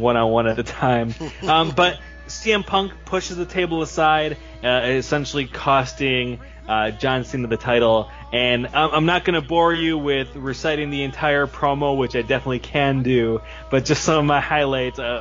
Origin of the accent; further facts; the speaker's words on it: Chicago, Illinois, United States; my hometown of Chicago